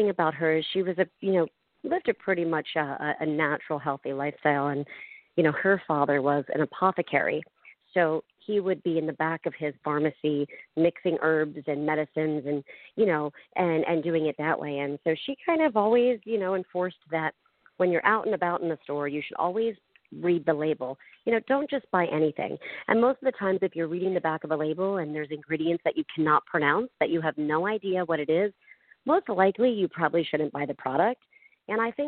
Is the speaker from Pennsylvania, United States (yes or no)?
yes; outside of Philadelphia, Pennsylvania, United States; moved away as an adult; also born or lived in Long Island, New York / Manhattan, New York / Weehawken, New Jersey; now in Southern California, United States; I grew up outside of Philadelphia.